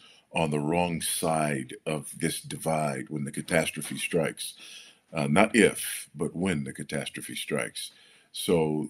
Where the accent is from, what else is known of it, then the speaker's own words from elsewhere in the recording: Los Angeles, California, United States; Well, I grew up in Los Angeles, California, on a fault line, and experienced a couple of earthquakes in my day.